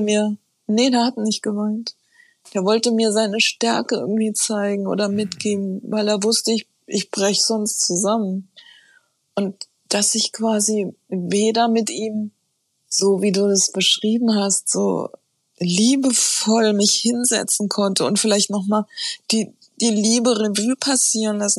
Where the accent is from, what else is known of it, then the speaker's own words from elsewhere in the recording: Taunus, Hesse, Germany; also born or lived in Frankfurt; bin aufgewachsen im Taunus